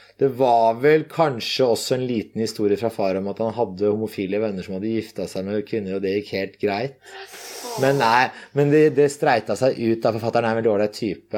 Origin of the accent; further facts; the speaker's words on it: Asker, Akershus, Norway; hjemme i Asker da, så er barndomsrommet til meg og broren min mm. intakt